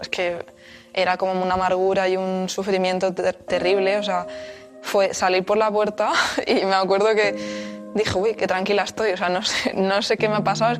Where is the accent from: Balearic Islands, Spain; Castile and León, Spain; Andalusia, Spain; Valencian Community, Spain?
Valencian Community, Spain; Albatera; moved away; also born or lived in Madrid; tengo 28 años y soy de Albatera, un pequeño pueblo de Alicante